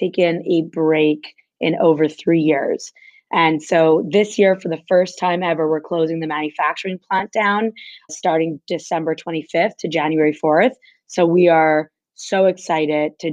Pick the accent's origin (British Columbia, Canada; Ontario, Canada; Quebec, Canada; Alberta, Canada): Quebec, Canada; Montreal; I grew up in Montreal, Quebec